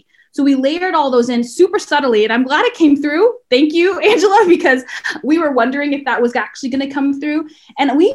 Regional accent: the South, United States; I growing up brown in the South

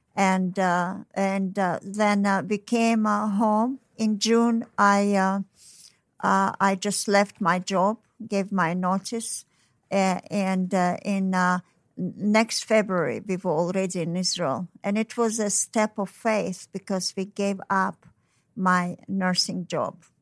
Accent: Tashkent, Uzbekistan; moved away; I was born in Tashkent, so it's, uh, you know, Tashkent is, uh, near China and Mongolia

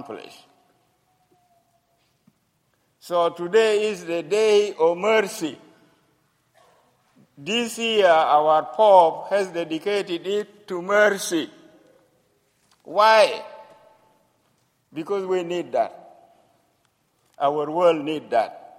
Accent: South Sudan; I come from the country which has been separated from the Sudan, which is now called South Sudan.

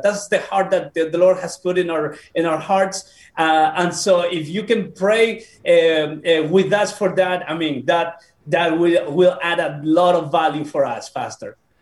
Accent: Peru; moved away; also born or lived in Bolivia / United States; I was born in Peru.

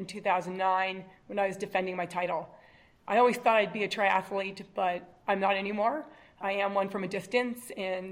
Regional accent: San Diego, California, United States; moved away as an adult; also born or lived in Providence, Rhode Island / Chicago / Baltimore, Maryland; now in Boulder, United States; I grew up in San Diego, California.

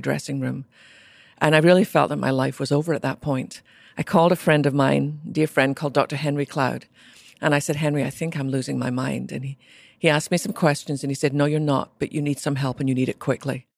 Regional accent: Scotland, United Kingdom; I was born in Scotland to a mum and dad who really loved Jesus, which would not be unusual in America. But in Scotland, where less than 2% of our population even went to church

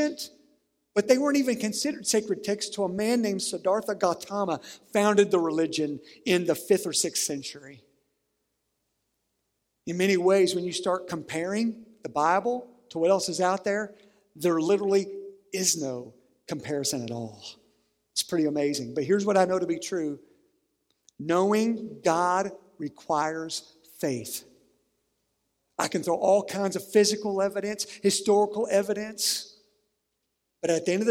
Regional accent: Sandhill Bottom, Harlan County, Kentucky, United States; the home I grew up in Sandhill Bottom in Harlan County

